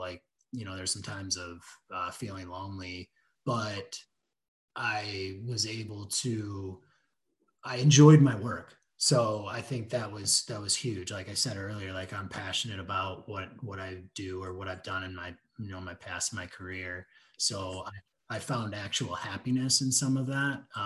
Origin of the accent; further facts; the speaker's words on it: West Michigan, United States; And I grew up in West Michigan. I went to Rockford High School